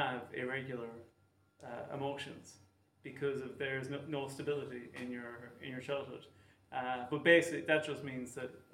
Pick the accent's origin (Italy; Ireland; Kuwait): Ireland; Cork, Munster; moved away